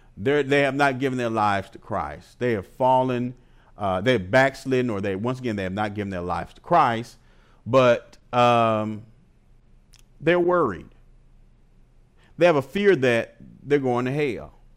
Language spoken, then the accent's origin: English; Milwaukee, Wisconsin, United States; moved away; I'm from Milwaukee, Wisconsin. I went back home to visit my family